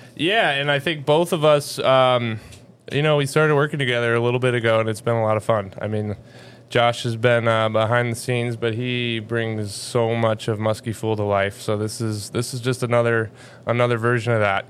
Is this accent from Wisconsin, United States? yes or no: yes; Wisconsin, United States; We're both from Wisconsin